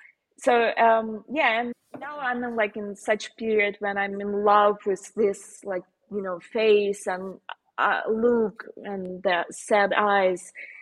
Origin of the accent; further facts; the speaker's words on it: Slovenia; accent: Slovenian; English is a second language; Probably it's a bit like, you know, like scary, especially with my Slovenian accent.